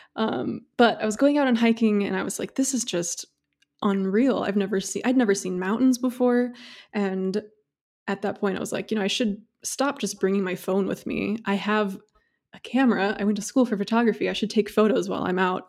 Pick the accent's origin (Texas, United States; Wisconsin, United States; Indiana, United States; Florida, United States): Indiana, United States; moved away; also born or lived in Seattle area; I am actually from Indiana